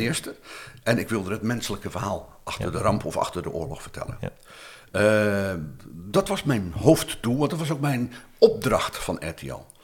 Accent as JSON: {"language": "Dutch", "town": "Rotterdam", "region": "South Holland", "country": "Netherlands", "tie": "born or raised there", "said": "ik kom uit een arbeidersbuurt in Rotterdam"}